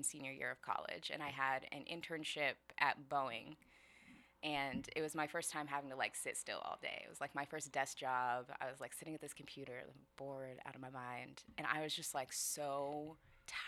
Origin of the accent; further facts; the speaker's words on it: Skyway, Washington, United States; Yeah, I'm local. I grew up in Skyway.